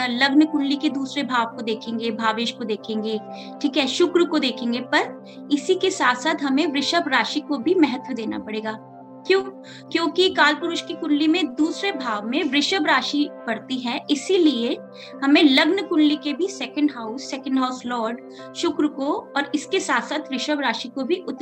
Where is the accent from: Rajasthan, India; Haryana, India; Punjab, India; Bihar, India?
Rajasthan, India; Jaipur; मैं जयपुर राजस्थान से हूँ